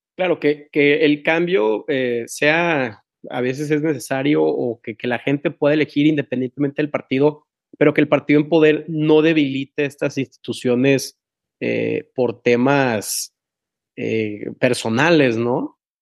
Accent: Tampico, Tamaulipas, Mexico; now in Monterrey, Mexico; yo soy de Tampico y vivo en Monterrey y, y mi, no sé, soy, ah, soy muy orgulloso de ser de Tamaulipas

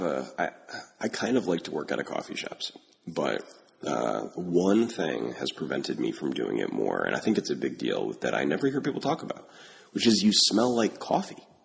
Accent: Albany, New York, United States; moved away; also born or lived in Pittsburgh; I grew up in Albany, so you know we've got a, us upstate New Yorkers have to stay together.

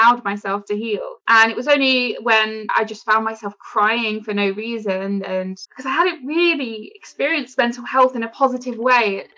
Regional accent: London, United Kingdom; I grew up in London. I moved to the suburbs when I was about 10.

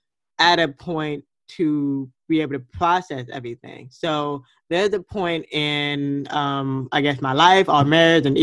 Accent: Fort Lauderdale, Florida, United States; moved away; I was born in Fort Lauderdale, Florida, and I'm a water girl at heart by nature, and I wanted to move back home.

